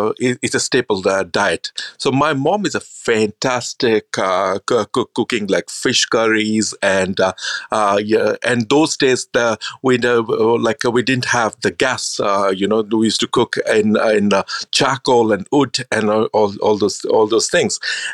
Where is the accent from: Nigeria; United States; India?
India; I grew up in India. Then after my schooling, I always wanted to become a chef.